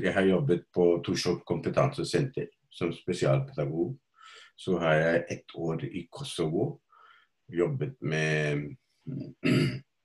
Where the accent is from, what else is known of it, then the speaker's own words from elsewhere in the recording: India; now in Norway; Opprinnelig fra India og har bodd her i ca. 50 år nå